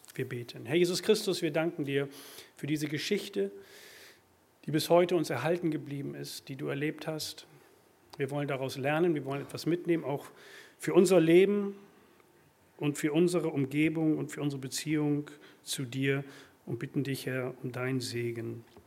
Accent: Germany; Wir sind Deutsche.

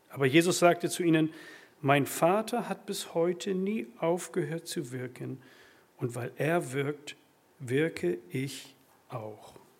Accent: Germany; Wir sind Deutsche.

